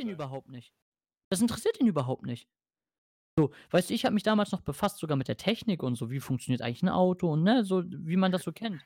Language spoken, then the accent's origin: German; Germany; accent: French; ich bin Deutscher